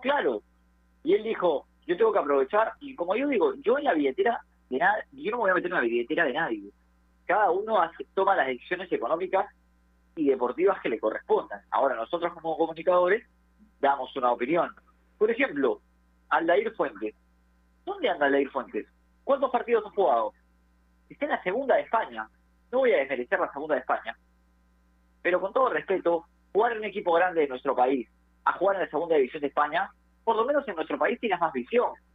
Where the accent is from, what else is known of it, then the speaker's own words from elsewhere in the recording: Peru; como peruano quiere que los jugadores emigren